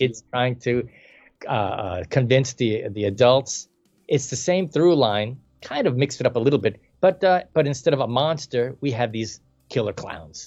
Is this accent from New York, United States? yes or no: yes; New York City, New York, United States; I was born in the Bronx